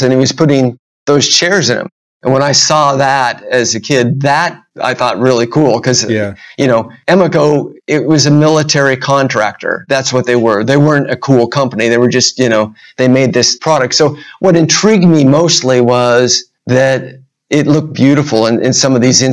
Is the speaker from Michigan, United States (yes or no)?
no; Huntington Beach, California, United States; I grew up in Huntington Beach